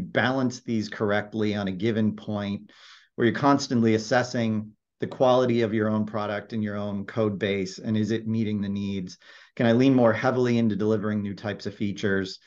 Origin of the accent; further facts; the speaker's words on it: Silicon Valley, California, United States; I grew up in Silicon Valley. I'm an actual Silicon Valley native